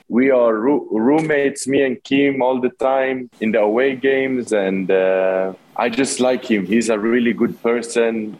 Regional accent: Sweden; moved away as an adult; now in Philippines; I'm born and raised in Sweden, uh, lived there my whole life.

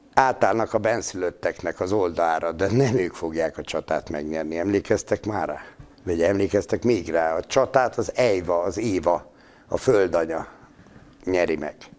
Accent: Szabolcs-Szatmár-Bereg, Hungary; én Szabolcs Szatmár Bereg megyének a Szatmári részén születtem

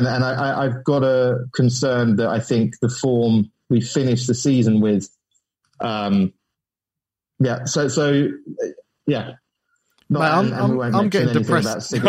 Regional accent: Watford, East of England, United Kingdom; I was born in Watford

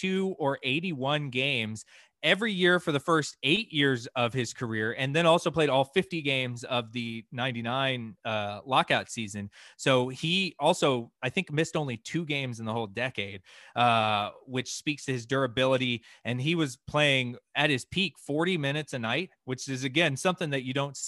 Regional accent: Atlanta, Georgia, United States; I grew up in Atlanta

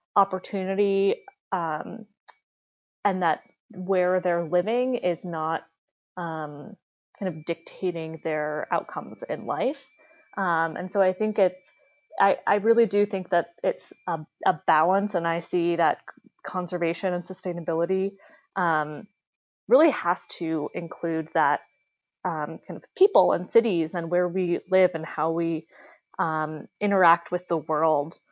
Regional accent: Harvard, Massachusetts, United States; I grew up in Massachusetts in a small town called Harvard, um, which is about um, an hour outside of Boston.

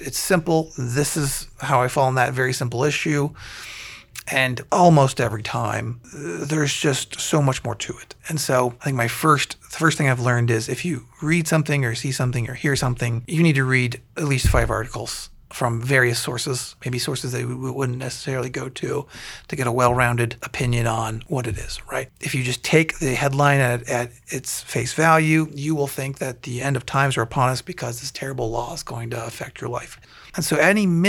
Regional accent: Columbiana, Ohio, United States; now in Canfield, United States; growing up in Columbiana

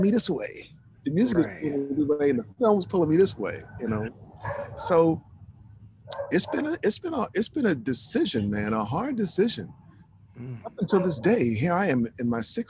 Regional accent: East Orange, New Jersey, United States; also born or lived in Newark, New Jersey; the neighborhood I grew up in, East Orange, we moved to East Orange

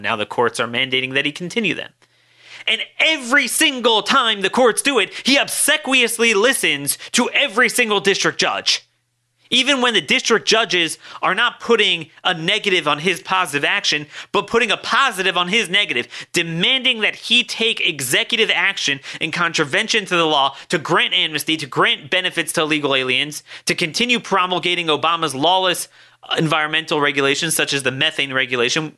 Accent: Baltimore, Maryland, United States; my hometown of Baltimore

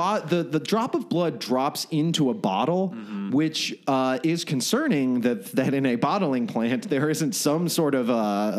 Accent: Florida, United States; moved away; I'm from Florida, the sweatiest of all states.

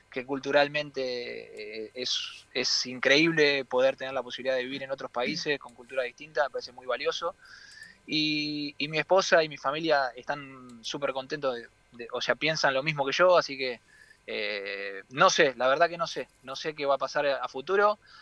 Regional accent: Argentina; moved away; es especial para mí volver a Argentina

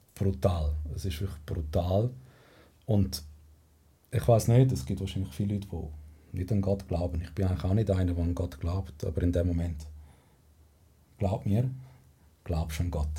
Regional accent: Spain; now in Switzerland; bei uns in Spanien

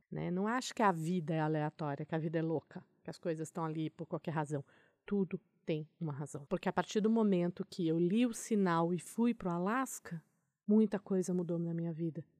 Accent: Brazil; eu sou do Brasil

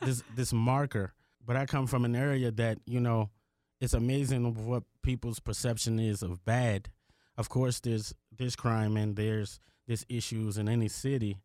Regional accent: Washington, District of Columbia, United States; also born or lived in Prince George's County, Maryland / Richmond, Virginia; now in South Tucson, United States; I'm from the Washington, D C area. Grew up in Northwest Washington, D C, and then I moved to Prince George's County, Maryland

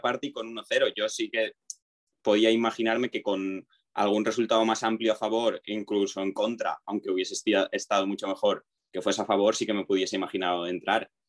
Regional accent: Alzira, Valencian Community, Spain; más de Alcira, que es mi ciudad, mi pueblo de toda la vida y he jugado aquí siempre

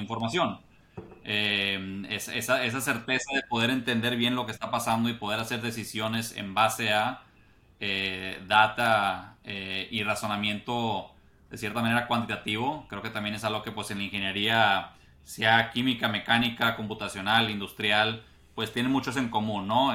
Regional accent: Monterrey, Nuevo León, Mexico; moved away as an adult; also born or lived in United States; yo soy eh, regiomontano de Monterrey. Ahí nací, ahí crecí

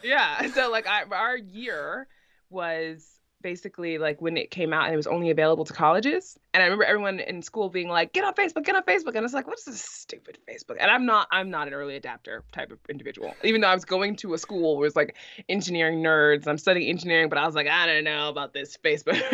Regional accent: New York City, New York, United States; moved away as an adult; now in Iceland; I'm born and raised in New York City, specifically in Brooklyn, New York, in Bushwick

